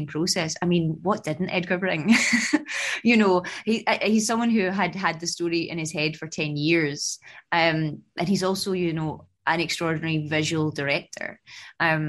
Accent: Glasgow, Scotland, United Kingdom; moved away as an adult; now in London, United Kingdom; I came from Scotland. I moved from Glasgow to London

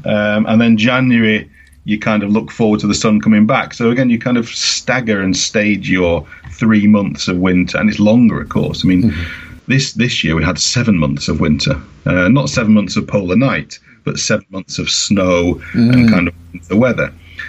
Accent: Manchester, North West England, United Kingdom; now in Tromsø, Norway; I come from Manchester

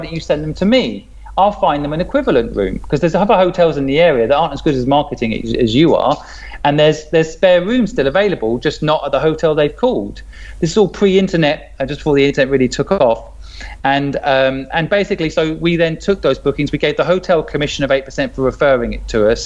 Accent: a small town in England, United Kingdom; moved away as an adult; also born or lived in Hong Kong; I grew up in Sydney. It's a small town in England.

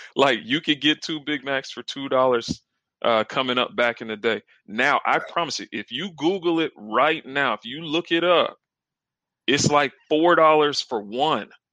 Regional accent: South Carolina, United States; I'm actually from the South. I'm from South Carolina. Uh, grew up, got two siblings

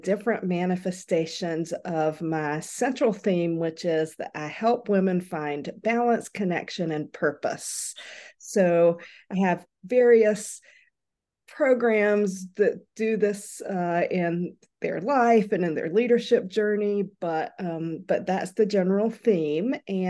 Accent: North Carolina, United States; Well, I am from North Carolina and I grew up really from the time I was walking collecting seashells.

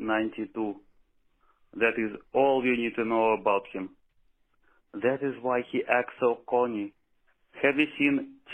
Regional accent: Russia; I am from Russia.

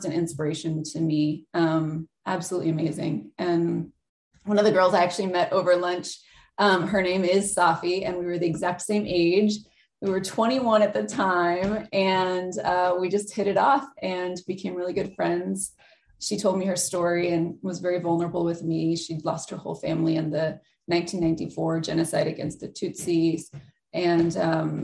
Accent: Virginia, United States; now in California, United States; I grew up in Virginia

